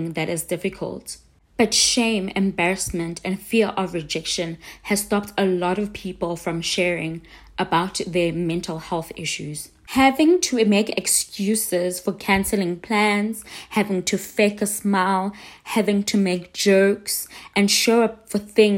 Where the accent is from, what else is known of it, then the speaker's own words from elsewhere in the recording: South Africa; So I'm South African